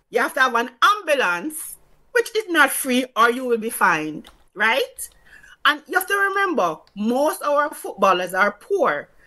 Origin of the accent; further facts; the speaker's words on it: Saint Catherine Parish, Jamaica; even though it was going to play in Arnett we are from St. Catherine